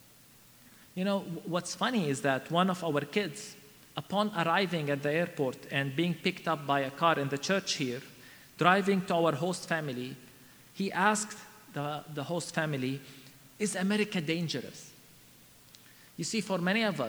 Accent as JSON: {"language": "English", "country": "Palestine", "also_born_or_lived": "Bethlehem", "said": "I come to you from Palestine, a wounded and troubled land."}